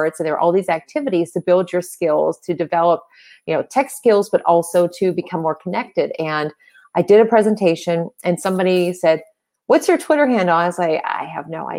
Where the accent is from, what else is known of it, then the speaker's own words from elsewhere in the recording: Pittsburgh, Pennsylvania, United States; I'm from Pittsburgh, Pennsylvania